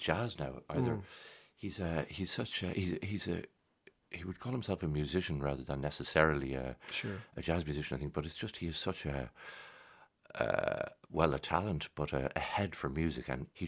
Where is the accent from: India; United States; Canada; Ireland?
Ireland; Dublin, Leinster; also born or lived in Churchtown; We grew up in Sandymount.